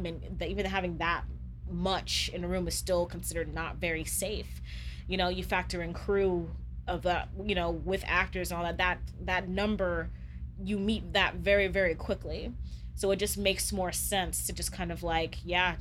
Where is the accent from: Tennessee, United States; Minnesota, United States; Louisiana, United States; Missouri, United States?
Louisiana, United States; now in Chicago, United States; we come from the Deep South, from Louisiana